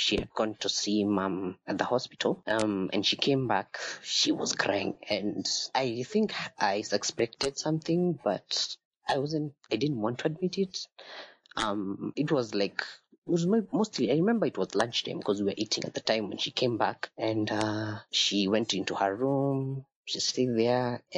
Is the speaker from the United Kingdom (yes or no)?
no; Nairobi, Kenya; I am from Nairobi.